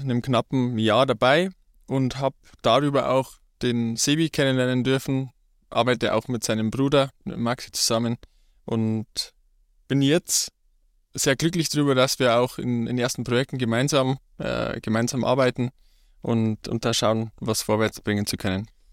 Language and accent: German; Ruhpolding, Bavaria, Germany; Ich komme gebürtig aus, auch aus Ruppolding. Bin dort aufgewachsen